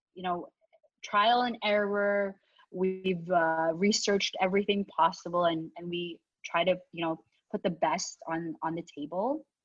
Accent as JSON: {"language": "English", "country": "Canada", "tie": "born or raised there", "also_born_or_lived": "Philippines", "said": "I was born in the Philippines, and you know, we headed to Canada when I was five years old, and I do have like memories of the Philippines, um, but you know, I definitely would say I grew up here in Canada"}